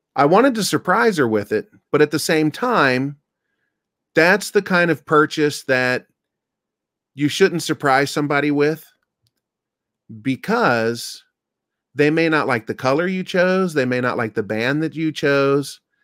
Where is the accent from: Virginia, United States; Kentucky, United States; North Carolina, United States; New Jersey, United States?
Kentucky, United States; moved away; I'm from Kentucky. I grew up around poison ivy.